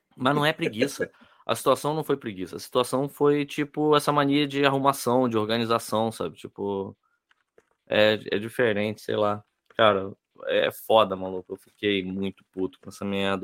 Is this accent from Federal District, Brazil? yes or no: yes; Brasília, Federal District, Brazil; eu sou de Brasília, então o meu, é, O meu cartório onde eu tô registrado é lá.